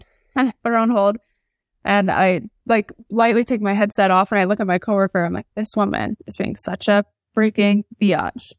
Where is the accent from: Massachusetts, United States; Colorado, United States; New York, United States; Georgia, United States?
Georgia, United States; Atlanta; moved away as an adult; also born or lived in South Carolina; I grew up in Atlanta, Georgia